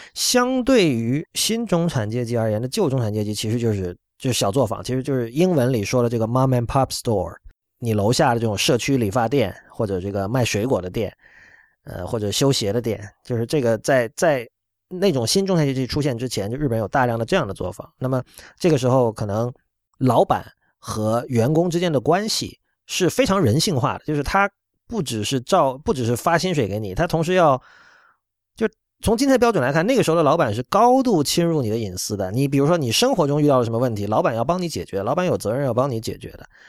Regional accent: China; 我们作为中国人来说，嗯，对于真正的激进其实是不陌生的

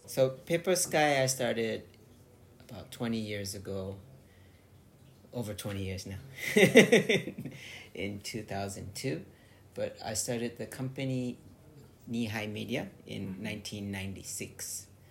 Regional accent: California, United States; moved away as an adult; now in Tokyo, Japan

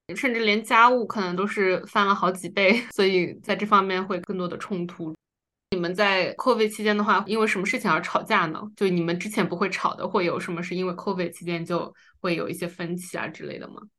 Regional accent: China; 因为我们是中国人嘛

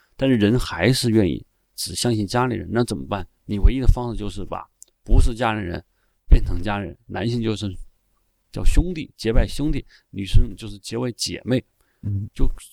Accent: southern China, China; 我是南方长大的

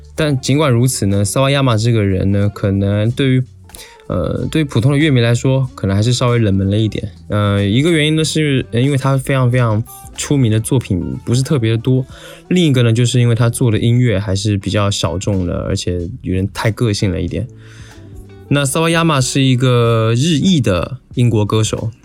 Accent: Taiwan; 我作为一个台湾人呢，对此也有一些自己的体会吧

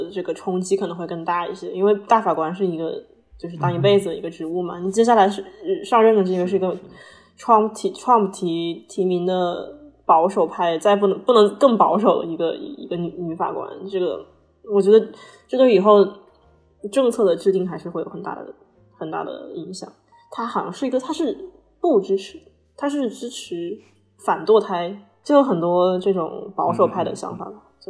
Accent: China; moved away as an adult; now in United States; 就是就走的，就是你作为一个中国人在这儿，你不需要会说英语啊

